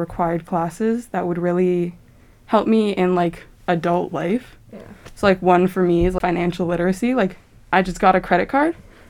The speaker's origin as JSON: {"language": "English", "region": "Maryland", "country": "United States", "moved": "yes", "lives_now": "Oregon, United States", "said": "I'm from Maryland. I am a twin."}